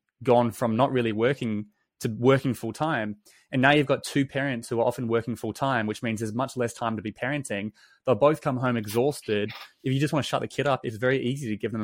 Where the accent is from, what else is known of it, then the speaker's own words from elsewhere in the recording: New Zealand; I grew up in New Zealand, and I grew up in like a small country town